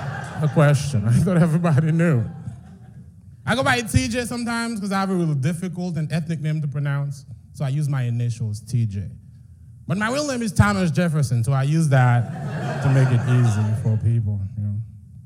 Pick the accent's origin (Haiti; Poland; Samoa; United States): Haiti; She goes, "You have a bit of an accent. Where are you from?" I said, "I'm from Haiti. I'm Haitian."